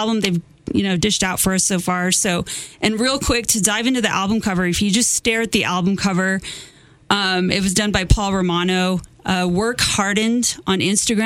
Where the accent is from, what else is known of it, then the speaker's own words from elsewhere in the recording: New Mexico, United States; all of my life growing up in New Mexico